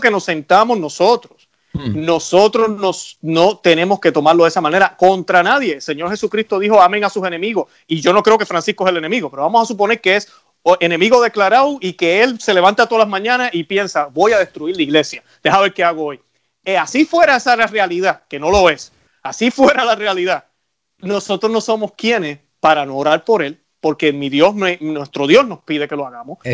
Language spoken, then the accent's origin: Spanish; Puerto Rico; now in United States; en mi país, en Puerto Rico